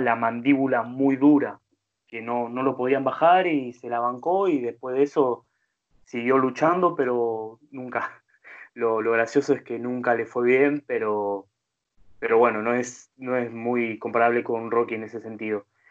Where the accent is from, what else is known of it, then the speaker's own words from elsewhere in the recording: Argentina; siendo argentino